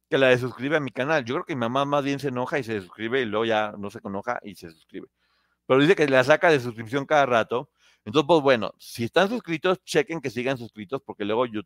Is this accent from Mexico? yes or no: yes; Mexico; ¿De dónde eres, Ponchote? Yo soy de México.